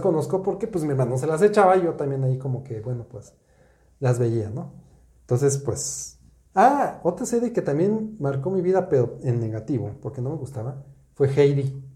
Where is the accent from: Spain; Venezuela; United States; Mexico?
Mexico; yo crecí en los 70s en México